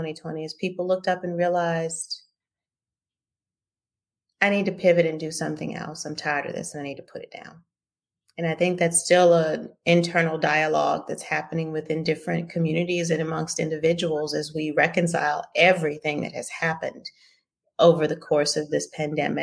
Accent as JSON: {"language": "English", "region": "Louisiana", "country": "United States", "said": "I'm from Louisiana. And I come from an old and painful family history in Louisiana."}